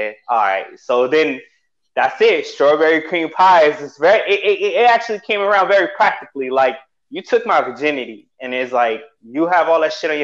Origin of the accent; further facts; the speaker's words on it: New York City, New York, United States; moved away as an adult; also born or lived in Whidbey Island, Washington; now in Seattle, United States; I'm from Queens